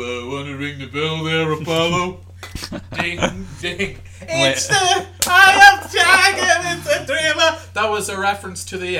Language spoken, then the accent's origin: English; Monaghan, Ulster, Ireland; I was born in '89. And like, there were still elements of it, like growing up in Monaghan